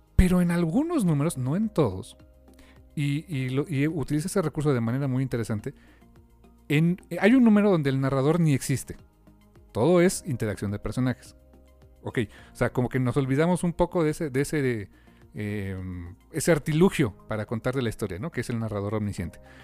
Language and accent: Spanish; Mexico; nosotros como mexicanos